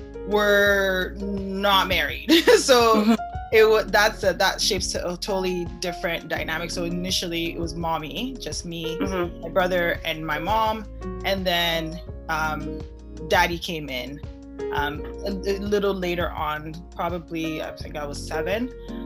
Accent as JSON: {"language": "English", "country": "Germany", "tie": "born there", "said": "I was born in Germany. Okay, so that I was born in Germany because my mom was there."}